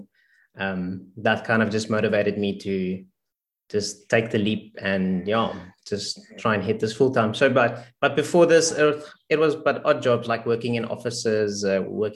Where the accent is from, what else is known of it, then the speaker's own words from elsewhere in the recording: South Africa; from South Africa, born and raised